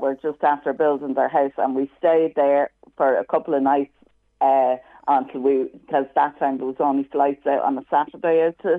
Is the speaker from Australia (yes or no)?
no; Dublin, Leinster, Ireland; I'm from Harold's Cross in Dublin.